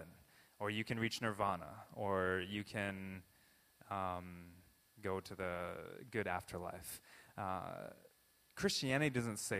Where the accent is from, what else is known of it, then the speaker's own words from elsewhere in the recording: Southern California, United States; I was born in Southern California